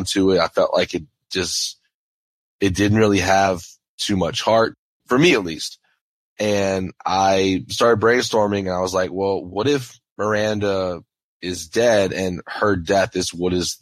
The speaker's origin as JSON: {"language": "English", "area": "St. James Parish", "region": "Louisiana", "country": "United States", "tie": "born or raised there", "said": "I grew up in St. James Parish, which is actually one parish above Terrebonne."}